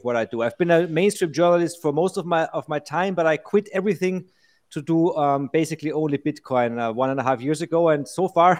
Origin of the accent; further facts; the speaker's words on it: Vienna, Austria; I'm from Vienna, Austria, where I'm sitting now as well.